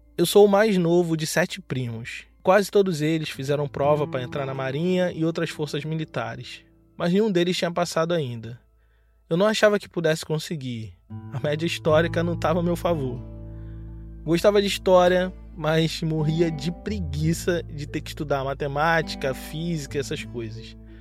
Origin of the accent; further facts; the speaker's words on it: Baixada Fluminense, Rio de Janeiro, Brazil; moved away as an adult; also born or lived in Rio Grande, Rio Grande do Sul; De onde eu vim, a maioria das pessoas são como eu ou mais escuras do que eu. Pessoas brancas são minoria na Baixada Fluminense